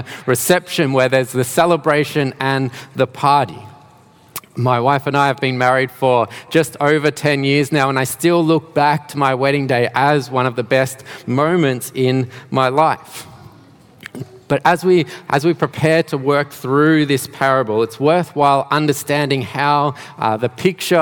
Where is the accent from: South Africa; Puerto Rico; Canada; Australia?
Australia; Melbourne, Victoria; moved away as an adult; now in Geelong, Australia; I am not originally from Geelong. I did grow up in Melbourne, not too far from here actually, around Dandenong and Ringwood areas.